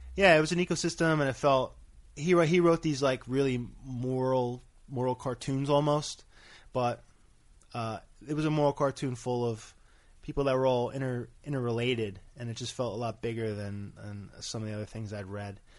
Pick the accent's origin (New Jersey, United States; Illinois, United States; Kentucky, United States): New Jersey, United States; Bayville; I'm from Bayville, New Jersey